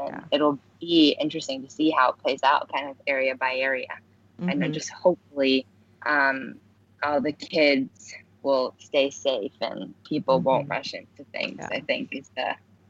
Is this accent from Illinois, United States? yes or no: yes; Chicago, Illinois, United States; moved away as an adult; now in New York, United States; my hometown outside of Chicago.